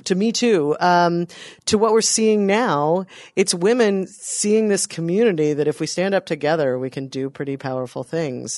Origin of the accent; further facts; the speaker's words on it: North Carolina, United States; my home state of North Carolina